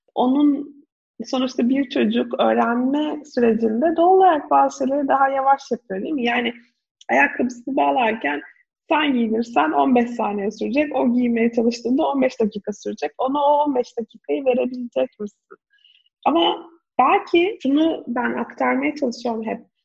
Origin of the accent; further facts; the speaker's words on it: İzmir, Turkey; Ben de İzmir'de büyüdüm